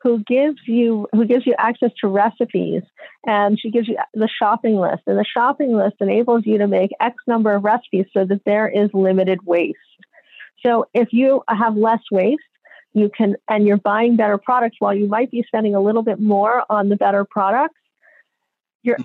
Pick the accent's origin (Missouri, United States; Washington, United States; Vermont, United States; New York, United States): New York, United States; also born or lived in Mexico City; now in Marin, United States; I grew up in New York